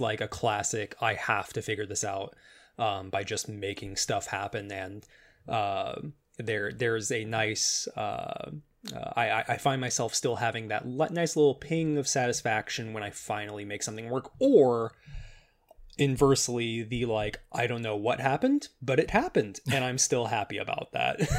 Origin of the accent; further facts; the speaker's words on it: Chicago, Illinois, United States; moved away as an adult; now in California, United States; I I grew up there, uh, moved uh, to California about a year and a half ago